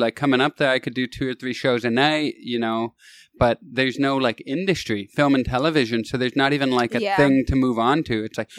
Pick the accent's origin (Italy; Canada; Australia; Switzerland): Canada; Kitchener, Ontario; moved away as an adult; also born or lived in Toronto; now in Los Angeles, United States; That's not where I moved from, but that's my hometown.